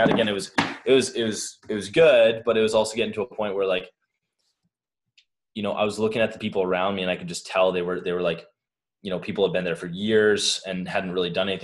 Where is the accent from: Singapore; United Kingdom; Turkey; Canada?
Canada; moved away as an adult; now in Boulder, United States; I'm Canadian